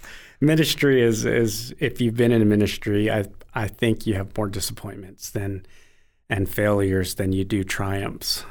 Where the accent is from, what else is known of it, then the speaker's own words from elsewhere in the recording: United States; moved away as an adult; also born or lived in Italy; I'm American Indian living in Italy